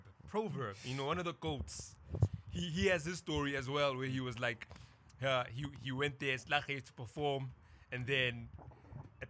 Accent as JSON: {"language": "English", "town": "Soweto", "region": "Gauteng", "country": "South Africa", "said": "I'm from Pochetlen, right? Pochetlen is like right at the end of Soweto"}